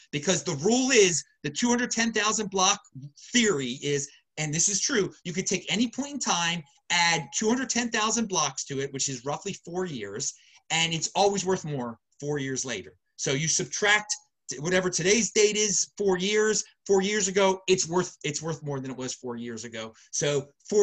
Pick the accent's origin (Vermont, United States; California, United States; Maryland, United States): Maryland, United States; Baltimore; accent: Baltimore; moved away; That's where I'm from, Baltimore originally. You can hear my lovely Baltimore accent